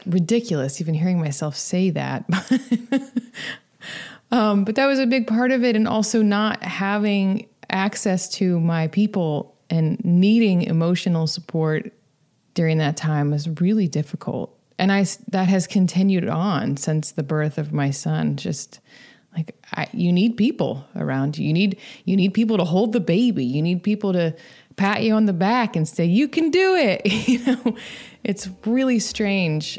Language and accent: English; Atlanta, Georgia, United States; also born or lived in Shreveport, Louisiana / Athens, Georgia; Mostly in Georgia. Spent the early part of my life in Shreveport, Louisiana. But we moved when I was about 6 to the Atlanta area